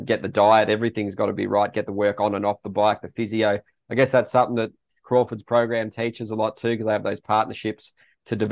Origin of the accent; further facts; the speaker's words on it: Australia; being an Aussie with MX Vice